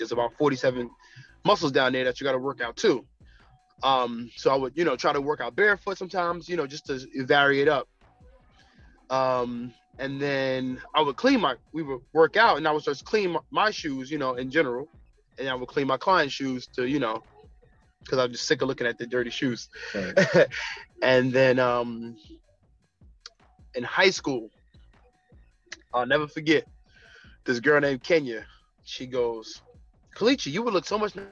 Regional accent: Newark, New Jersey, United States; I'm from Newark, New Jersey

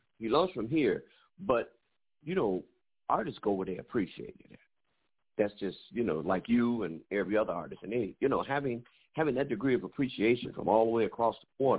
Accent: Chicago, Illinois, United States; I grew up in Chicago

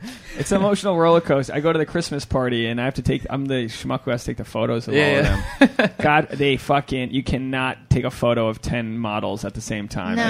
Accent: Rhode Island, United States; moved away; I'm from Rhode Island.

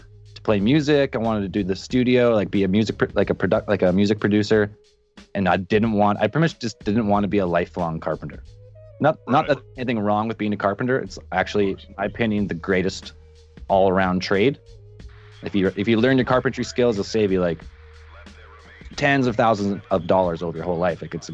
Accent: Canada; I'm from Canada.

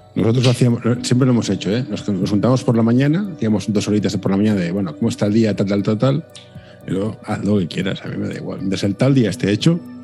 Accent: Catalonia, Spain; siendo yo catalán, ¿eh? ya que decimos cosas, yo, soy catalán

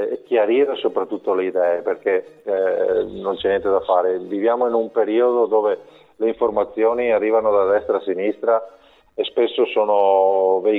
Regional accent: Monselice, Veneto, Italy; sono, sono proprio di Monselice.

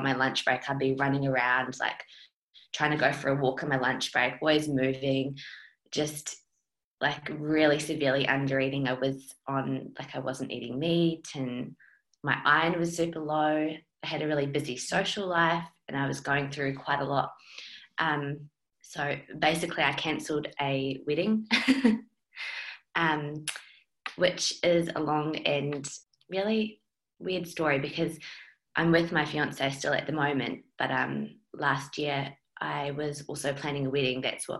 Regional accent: New Zealand; accent: mixed; now in Australia; because I'm a Kiwi. So I've been in Australia for 10 years, so I've got a bit of a mixed accent

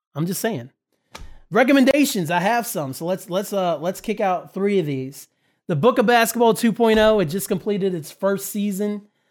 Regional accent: Winchester, Indiana, United States; race in my hometown of Winchester Speedway back in the day

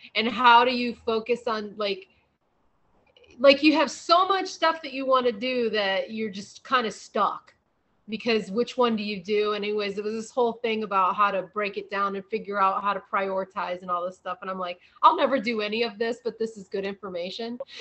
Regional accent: Midwest, United States; moved away; coming from the Midwest, I have a lot of family back there

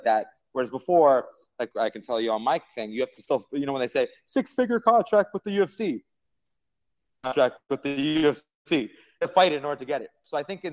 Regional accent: Mississauga, Ontario, Canada; also born or lived in Toronto; now in Montreal, Canada; I live in Montreal, but I also live in Toronto. I was born in Mississauga

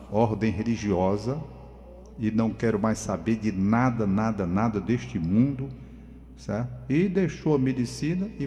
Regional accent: Northeast Region, Brazil; nós somos nordestinos e viemos nos impor aqui dentro de São Paulo.

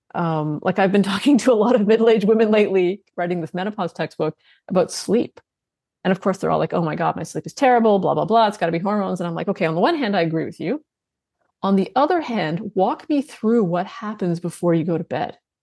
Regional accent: Canada; I'm Canadian

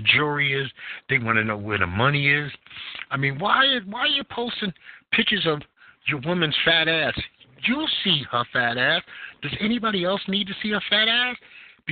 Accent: New York City, New York, United States; being a New Yorker

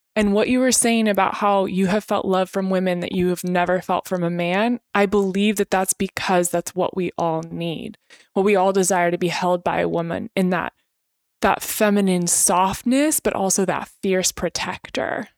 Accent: Temecula, California, United States; born or raised there; also born or lived in Spokane, Washington

